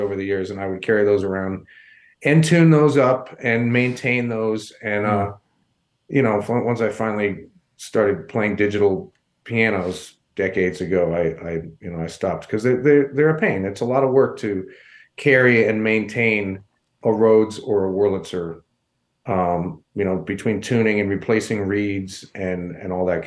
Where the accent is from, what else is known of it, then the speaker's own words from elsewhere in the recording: New York, United States; moved away as an adult; also born or lived in Colorado Springs, Colorado; now in Denver, United States; I'm originally from New York